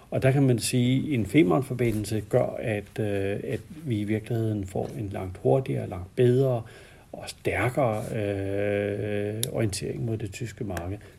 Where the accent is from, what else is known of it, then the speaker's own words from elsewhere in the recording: Denmark; Det kan vi ikke få som danskere.